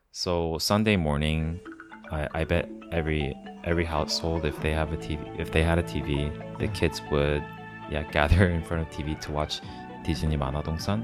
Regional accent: Daegu, South Korea; moved away; growing up in Teku, we only had four channels

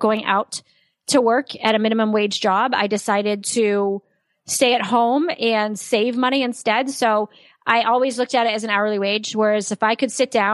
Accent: Saratoga Springs, New York, United States; I was raised in Saratoga Springs, New York, which is an upper middle class city.

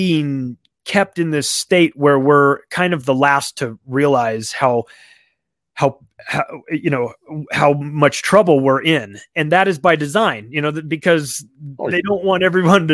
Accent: United States; I'm an American who works in real estate and lives in America

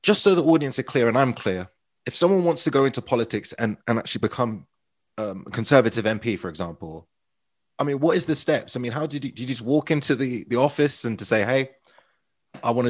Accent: Ruislip, Northwood, Pinner, London, United Kingdom; Ruislip, Northwood, Pinner, my hometown, where I was born and raised

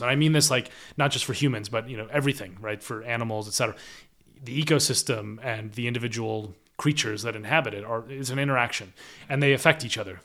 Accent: United States; moved away as an adult; now in United Kingdom; an American living in the U K

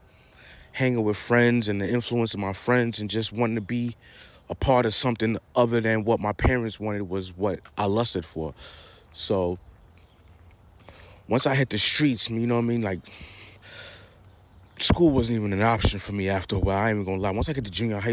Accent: New York City, New York, United States; I'm from Queens, New York, Queens Village, Backstreets to be exact

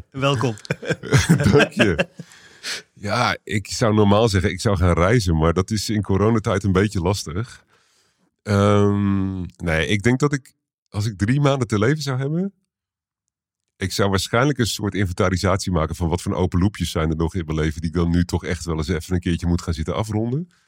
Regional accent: Utrecht, Netherlands; born there; Ja, ik ben in Utrecht geboren, in de, in de Kerkstraat

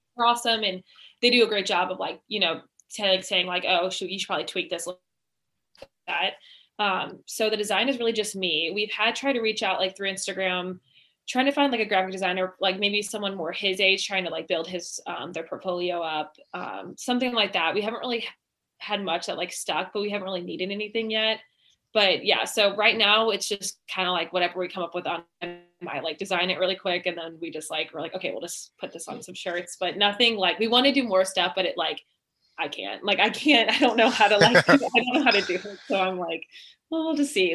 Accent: Oakville, Missouri, United States; we're both from Oakville. We went, we live in Oakville. Um, we went to Queen of All Saints grade school

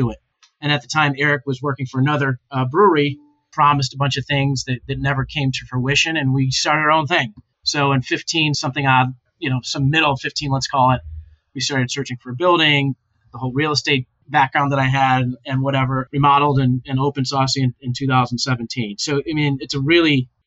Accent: Ohio, United States; moved away as an adult; also born or lived in Boston / New York City; I grew up in Ohio.

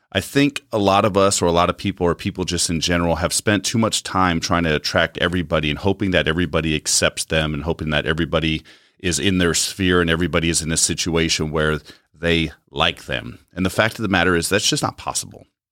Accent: United States; As American citizens

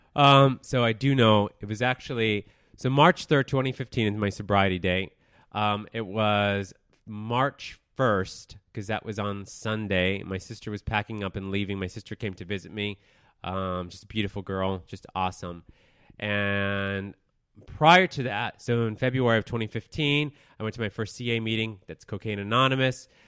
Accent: Denver, Colorado, United States; moved away as an adult; also born or lived in Texas; I was born in Texas. I grew up in Denver, Colorado. I moved out, and, of Denver twelve years ago

